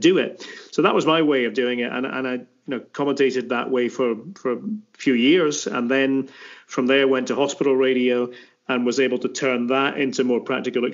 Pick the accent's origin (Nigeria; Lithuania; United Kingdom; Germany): United Kingdom; Aberdeen, Scotland; moved away as an adult; now in United States; I was born in Aberdeen in the city itself, and back in 1967